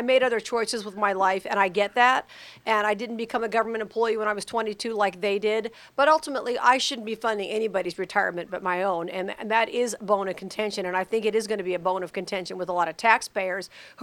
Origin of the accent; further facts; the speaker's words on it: Las Vegas, Nevada, United States; This is my hometown